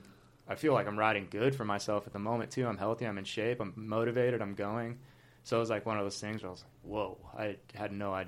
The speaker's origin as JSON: {"language": "English", "region": "Southern California", "country": "United States", "tie": "born or raised there", "said": "I'd born and raised in Southern California"}